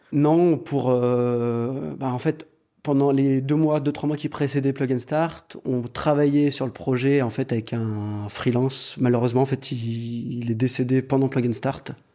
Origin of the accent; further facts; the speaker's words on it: Lyon, Auvergne-Rhône-Alpes, France; On est originaire de Lyon.